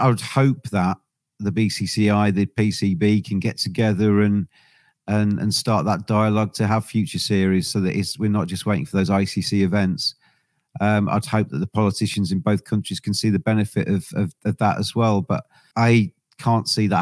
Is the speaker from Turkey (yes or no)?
no; England, United Kingdom; I'm English